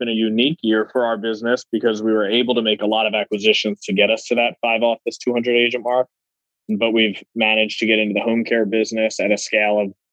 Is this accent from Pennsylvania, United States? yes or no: yes; Philadelphia, Pennsylvania, United States; I am from Philadelphia my entire life, born and raised